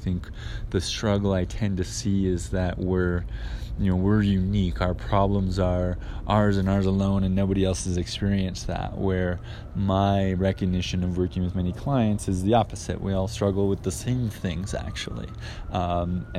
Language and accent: English; Canada; now in Guadalajara, Mexico; I live in Guadalajara, Mexico. I'm Canadian